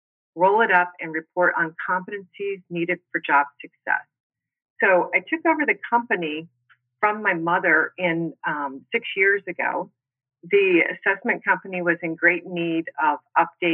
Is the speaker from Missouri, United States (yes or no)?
yes; Missouri, United States; moved away as an adult; also born or lived in Arizona; now in Scottsdale, United States; I'm originally from Missouri. I moved to Arizona to attend ASU